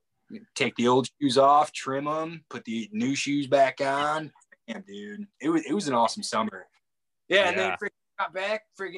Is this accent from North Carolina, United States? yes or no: no; Crystal Lake, Illinois, United States; also born or lived in Wyoming; From suburbs, okay. Northwest suburbs